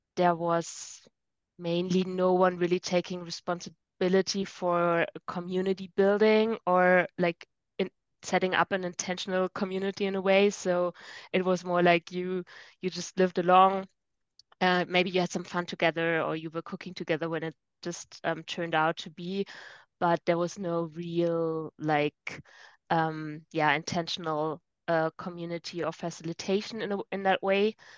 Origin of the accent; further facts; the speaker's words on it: Germany; moved away as an adult; now in Rome, Italy; Originally, I'm from Germany